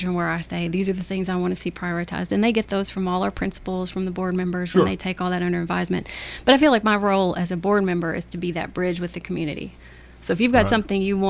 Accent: Kentucky, United States; first language English; growing up in Kentucky for our native English

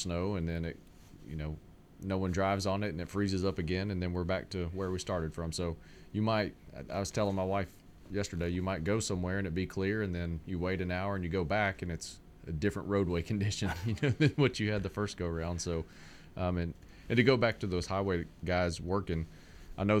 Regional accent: Jackson, Mississippi, United States; moved away as an adult; now in Middle Tennessee, United States; I grew up in Mississippi

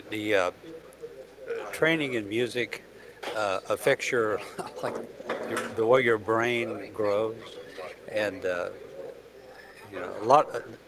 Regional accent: Waverly, Tennessee, United States; also born or lived in Royal Oak, Michigan; Well, I'm originally from Royal Oak, Michigan, which is a suburb of Detroit. But moved down here very young. I was in the third grade, and so we moved to Humphreys County, Waverly, New Johnsonville.

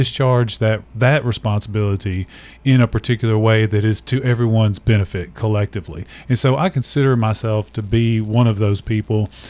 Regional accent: Nashville, Tennessee, United States; I was born and raised in Nashville, so native Nashville

